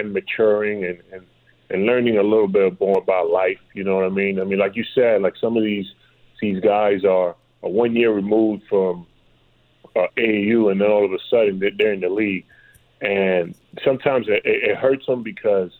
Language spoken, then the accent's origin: English; New York City, New York, United States; I'm from New York City